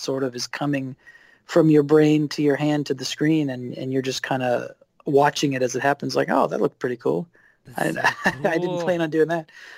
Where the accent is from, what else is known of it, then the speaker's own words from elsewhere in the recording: East Coast, Maryland, United States; moved away as an adult; also born or lived in Philadelphia / New York; I grew up on the East Coast